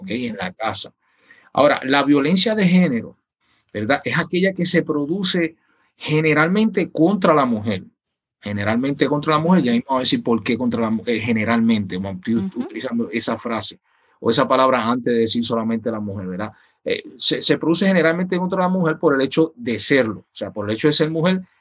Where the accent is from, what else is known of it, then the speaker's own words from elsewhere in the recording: Chicago, Illinois, United States; born there; Nací en Chicago, pero espiritualmente nací en Puerto Rico.